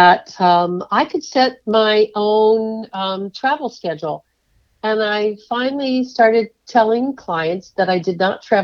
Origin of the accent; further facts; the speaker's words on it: California, United States; I grew up in California